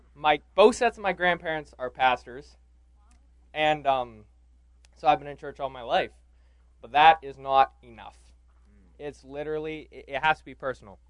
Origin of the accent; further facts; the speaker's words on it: Indiana, Pennsylvania, United States; I'm from Indiana, Pennsylvania.